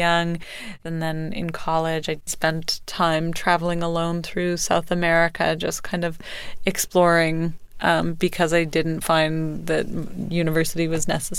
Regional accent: Canada; moved away; I'm from Canada.

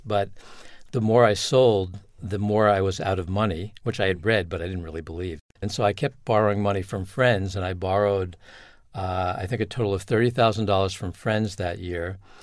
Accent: Long Island, New York, United States; moved away; also born or lived in New Hampshire; I grew up in Long Island, New York

